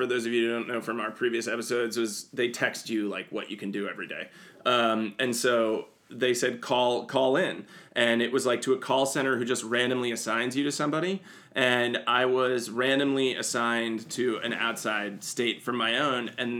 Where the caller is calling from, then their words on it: New York, United States; And I was like, New York.